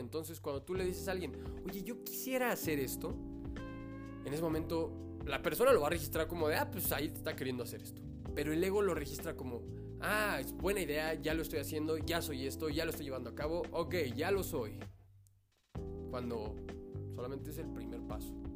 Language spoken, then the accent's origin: Spanish; Mexico; como mexicanos